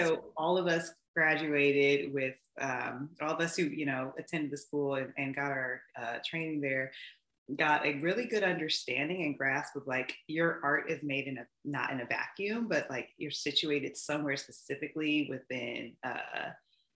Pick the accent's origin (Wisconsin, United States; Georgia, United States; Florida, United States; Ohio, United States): Georgia, United States; Atlanta; I'm born and raised in Atlanta, Georgia. I call myself a Southerner with some Northern sensibilities